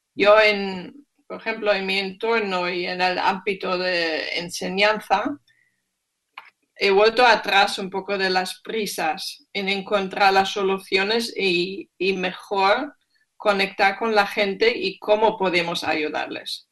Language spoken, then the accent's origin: Spanish; Germany; Spanish is a second language; moved away; soy alemana y soy bastante directa